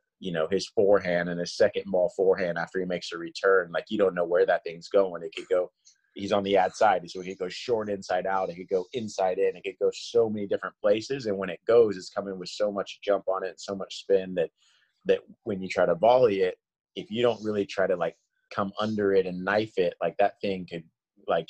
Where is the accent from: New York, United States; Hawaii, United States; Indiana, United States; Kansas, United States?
Kansas, United States; I grew up in Kansas.